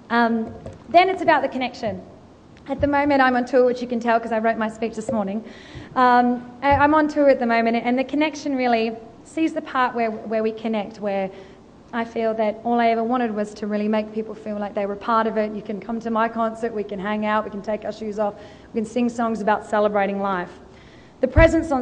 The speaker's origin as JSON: {"language": "English", "country": "Australia", "accent": "Australian", "said": "she heard my Australian accent"}